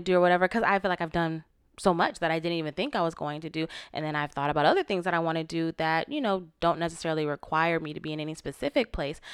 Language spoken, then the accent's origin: English; Florida, United States; moved away as an adult; growing up in Florida